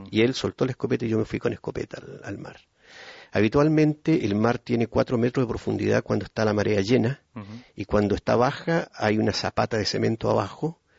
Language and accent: Spanish; Puerto Montt, Los Lagos, Chile; born there; Yo nací en Puerto Montt ya hace más de medio siglo